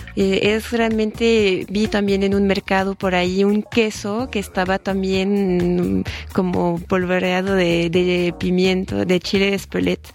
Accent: Bourgogne-Franche-Comté, France; Spanish is a second language; now in Mexico; soy originaria de Franco Condado, que está al noreste, por la frontera con Suiza

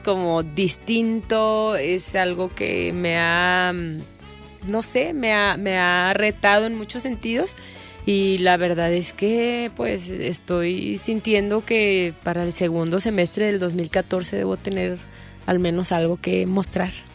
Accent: Mexico City, Mexico; Yo también soy de Coyoacán

